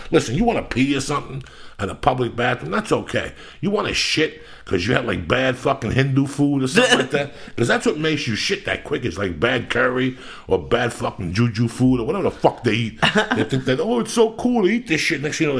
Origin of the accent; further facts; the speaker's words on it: Cuba; now in United States; when I came from Cuba on the raft